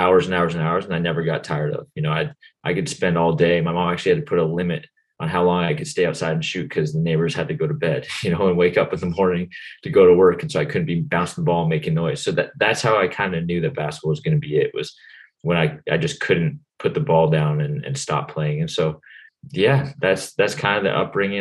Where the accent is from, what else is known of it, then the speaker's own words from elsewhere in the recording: Ontario, Canada; moved away as an adult; I played soccer, hockey, of course, being Canadian